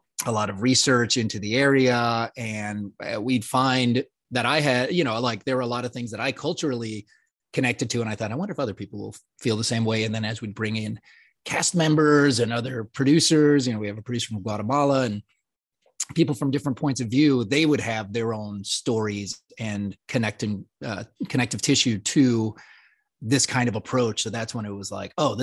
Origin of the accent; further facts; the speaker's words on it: Puerto Rico; I was born in Puerto Rico